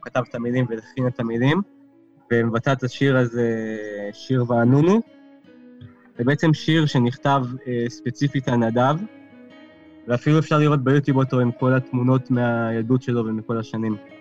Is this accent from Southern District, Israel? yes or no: yes; Beersheba, Southern District, Israel; אני באר שבעי במקור